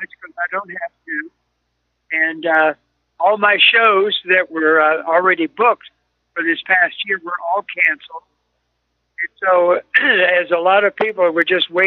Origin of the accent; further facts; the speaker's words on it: Baton Rouge, Louisiana, United States; I grew up in Baton Rouge, Louisiana